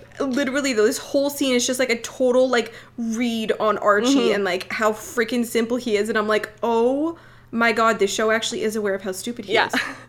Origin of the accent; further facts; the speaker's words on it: Alberta, Canada; also born or lived in Edmonton; We're from Alberta.